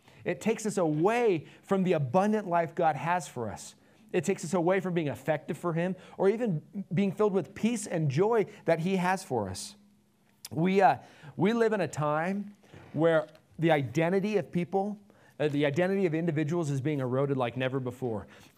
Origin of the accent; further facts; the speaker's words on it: Nevada, United States; Nevadan? Is that part of who you are? I was born and raised here.